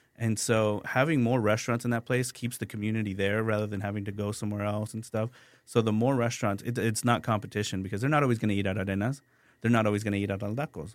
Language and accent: English; San Antonio, Texas, United States; also born or lived in San Luis Potosi, Mexico; I grew up on the Far West Side